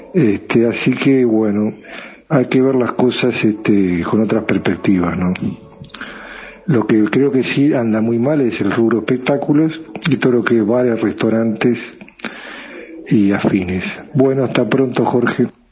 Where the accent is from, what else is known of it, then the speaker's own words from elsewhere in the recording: Rivera, Uruguay; soy acá de Rivera